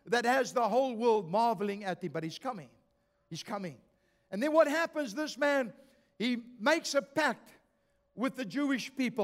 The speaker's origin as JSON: {"language": "English", "country": "South Africa", "moved": "yes", "said": "I come from South Africa"}